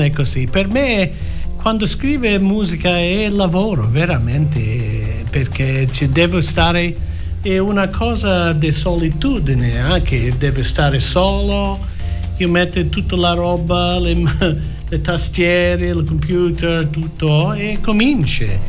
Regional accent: Australia; Italian is a second language; io nato in Australia

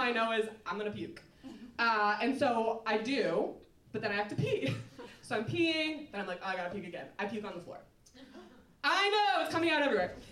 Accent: Minnesota, United States; moved away as an adult; also born or lived in Ohio; now in Chicago, United States; I'm from Minnesota, I went to school in Ohio

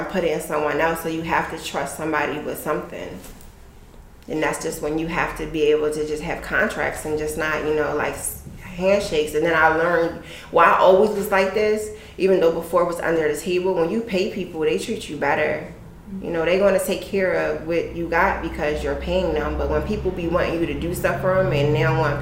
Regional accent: Chester, Pennsylvania, United States; I'm from Pennsylvania. I'm from Chester

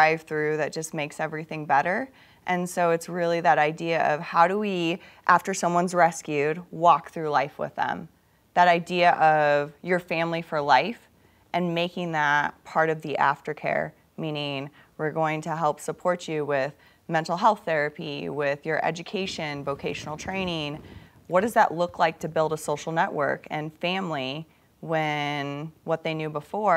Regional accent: Midwest, United States; also born or lived in Africa; I grew up in the Midwest on a farm

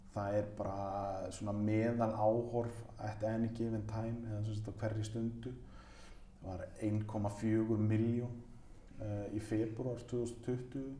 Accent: Mosfellsbær, Capital Region, Iceland; Afturvelding mitt, eh, mitt lið í mínum heimabæi

